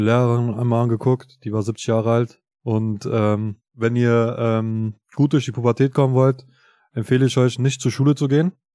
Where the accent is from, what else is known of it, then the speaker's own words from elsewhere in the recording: Kosovo; ich komme ja aus Kosovo